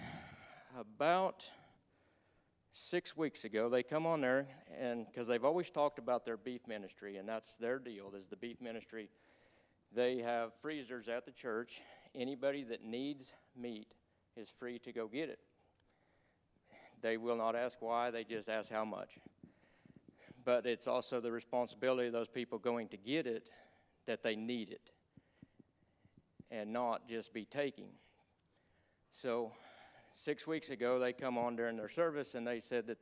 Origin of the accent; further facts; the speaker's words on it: Newkirk, Oklahoma, United States; now in Pond Creek, United States; I grew up in Newkirk, and I moved to Pond Creek, Oklahoma.